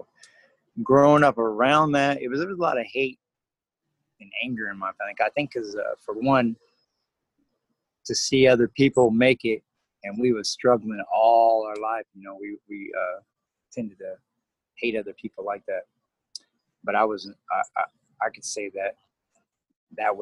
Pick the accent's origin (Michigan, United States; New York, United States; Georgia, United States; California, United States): California, United States; Madera; moved away as an adult; now in Lincoln, United States; I was born and raised in Madera, California